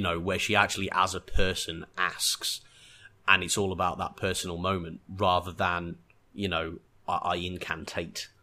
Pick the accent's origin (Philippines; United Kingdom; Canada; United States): United Kingdom; England; being English